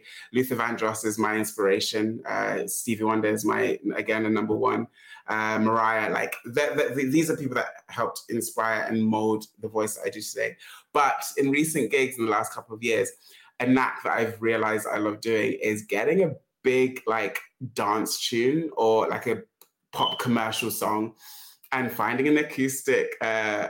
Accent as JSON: {"language": "English", "region": "London", "country": "United Kingdom", "tie": "born or raised there", "also_born_or_lived": "Uganda", "said": "I've lived in London all my life. I was born in Uganda, but moved to London with my parents when I was a year old. So London is my home"}